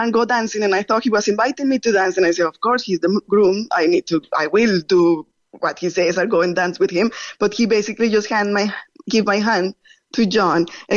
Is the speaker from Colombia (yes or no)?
no; Monterrey, Nuevo León, Mexico; moved away as an adult; now in Dunmanway, Ireland; I am from Monterrey